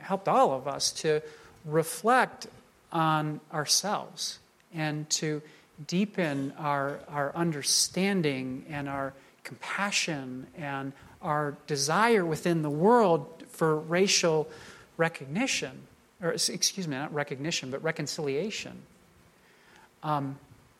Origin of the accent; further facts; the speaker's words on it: United States; I'm a Caucasian man. I'm an American.